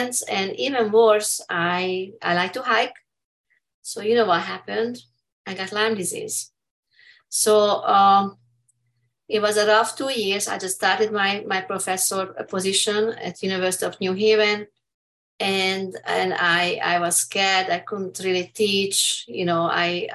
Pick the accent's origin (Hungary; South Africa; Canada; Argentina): Hungary; English is a second language; moved away as an adult; now in United States; I'm from Hungary